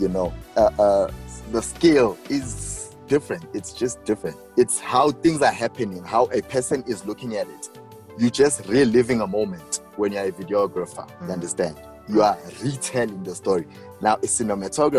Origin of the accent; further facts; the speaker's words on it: Johannesburg, Gauteng, South Africa; I'm from Winchester Hills, south of Joburg